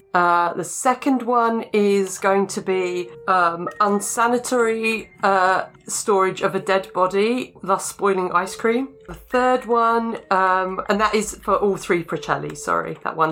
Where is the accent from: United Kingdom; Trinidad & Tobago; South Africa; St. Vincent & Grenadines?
United Kingdom; England; I'm I'm English